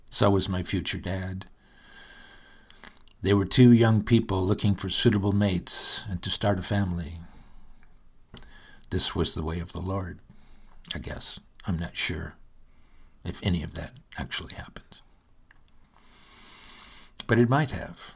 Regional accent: Michigan, United States; I'm from Michigan, where winters are arduous affairs

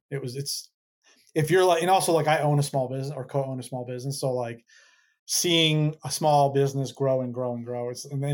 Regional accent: Windsor, Connecticut, United States; I grew up outside of Hartford, Connecticut, in a town called Windsor

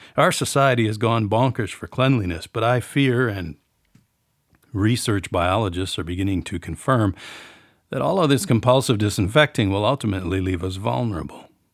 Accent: New Auburn, Wisconsin, United States; the village of New Auburn, Wisconsin, my hometown

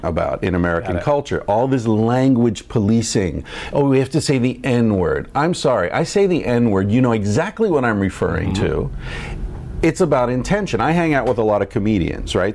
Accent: Ireland; I'm not white. I'm Irish.

